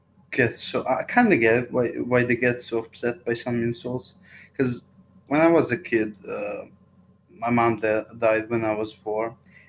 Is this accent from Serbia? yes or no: yes; Serbia; I'm from Serbia.